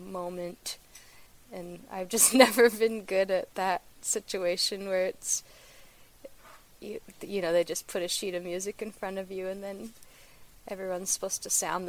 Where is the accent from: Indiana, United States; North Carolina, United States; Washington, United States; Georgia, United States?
Washington, United States; La Conner; now in Portland, United States; I grew up in Northern Washington, maybe like an hour from the Canadian border, up in a little town called Le Conner.